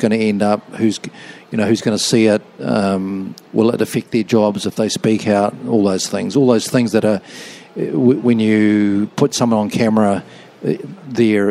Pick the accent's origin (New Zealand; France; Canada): New Zealand; Auckland; now in Christchurch, New Zealand; I was brought up in Auckland, but where I work is Christchurch